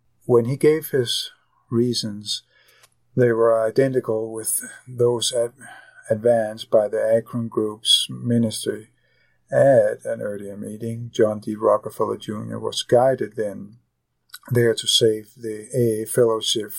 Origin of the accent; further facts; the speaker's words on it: Copenhagen, Capital Region of Denmark, Denmark; moved away; I am originally from Copenhagen, Denmark